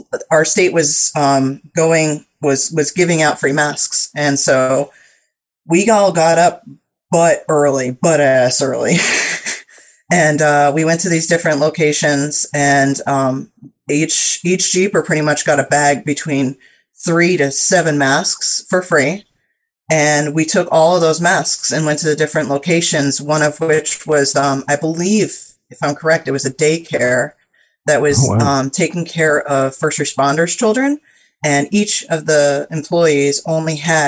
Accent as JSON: {"language": "English", "town": "Norwalk", "region": "Connecticut", "country": "United States", "said": "I am from Norwalk, Connecticut"}